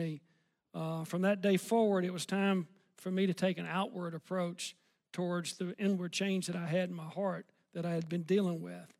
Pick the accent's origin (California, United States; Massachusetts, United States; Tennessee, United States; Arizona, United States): Tennessee, United States; Memphis; also born or lived in Collierville, Tennessee; I grew up in Memphis, Tennessee as a kid